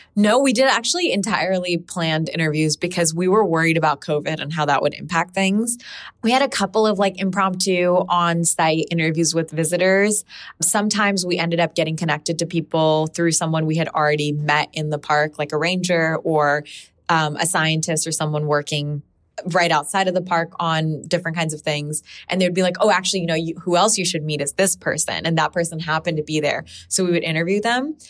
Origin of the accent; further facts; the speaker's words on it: Pakistan; now in United States; I come from Pakistan